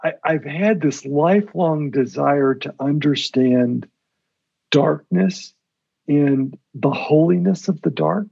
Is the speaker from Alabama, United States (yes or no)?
yes; Birmingham, Alabama, United States; I was born in Birmingham, Alabama. I'm the son of Lebanese immigrants who came from Lebanon at the turn of the last century